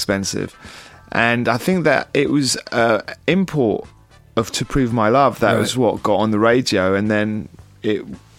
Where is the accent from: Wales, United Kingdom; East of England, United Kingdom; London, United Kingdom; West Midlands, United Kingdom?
London, United Kingdom; Because I was a kid growing up in London